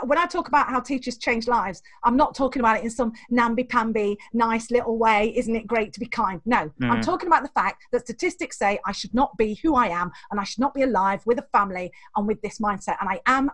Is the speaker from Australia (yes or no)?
no; England, United Kingdom; I was born the wrong side of the border